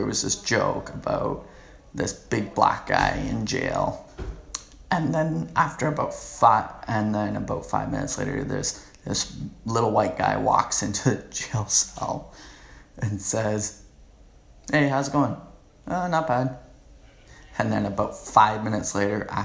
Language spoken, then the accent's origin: English; Canada; I'm pure Canadian